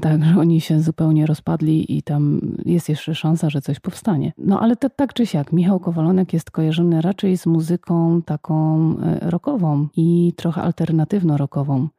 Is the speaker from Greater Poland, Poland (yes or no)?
yes; Poznań, Greater Poland, Poland; Jesteśmy z Poznania